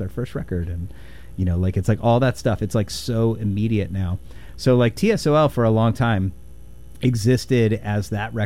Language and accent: English; Indiana, United States; moved away as an adult; also born or lived in Olympia, Washington; now in Pacific Northwest, United States; my love of hair metal growing up in Indiana